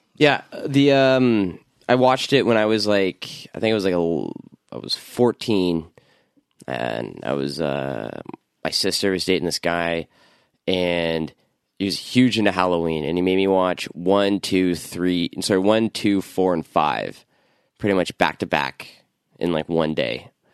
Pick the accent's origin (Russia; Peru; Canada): Canada; Toronto, Ontario; I grew up in Scarborough